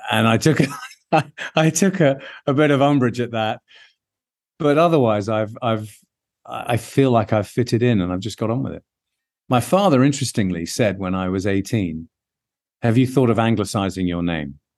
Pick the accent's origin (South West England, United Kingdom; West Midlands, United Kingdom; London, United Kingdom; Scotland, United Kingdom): London, United Kingdom; whilst I'm British, born and bred in London